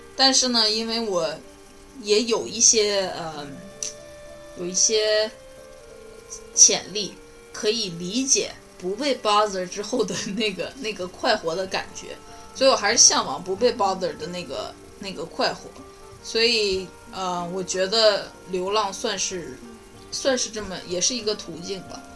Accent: China; now in United States; 我在美国这儿住得也很好，但是还是很怀念国内的那种热闹

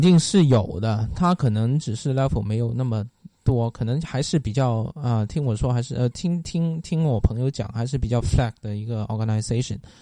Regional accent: Guangdong, China; moved away; 我是广东来的吧

